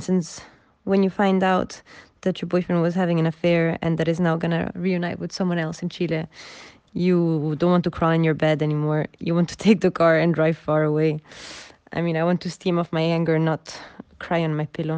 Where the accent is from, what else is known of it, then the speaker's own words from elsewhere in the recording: Rome, Lazio, Italy; also born or lived in Benin; I'm 24 from Rome